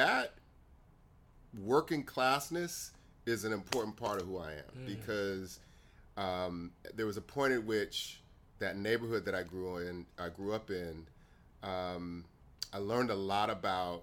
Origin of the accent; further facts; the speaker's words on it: Riverside, California, United States; also born or lived in Jacksonville, Florida; my father moved out to Riverside, California when I was really young